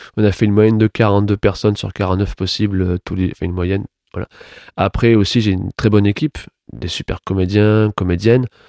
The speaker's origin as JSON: {"language": "French", "town": "Toulouse", "region": "Occitania", "country": "France", "tie": "born or raised there", "also_born_or_lived": "Paris", "moved": "as an adult", "said": "moi, je suis né à Toulouse."}